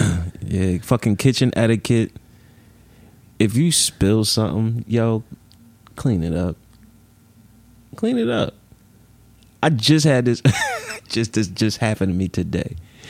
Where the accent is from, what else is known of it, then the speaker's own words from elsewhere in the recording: Philadelphia, Pennsylvania, United States; Nah, I'm from Philly, bro.